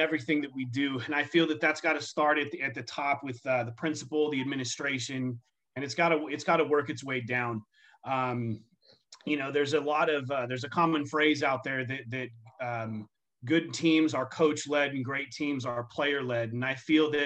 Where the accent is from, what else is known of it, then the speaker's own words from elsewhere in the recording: Southern California, United States; now in Arizona, United States; growing up in Southern California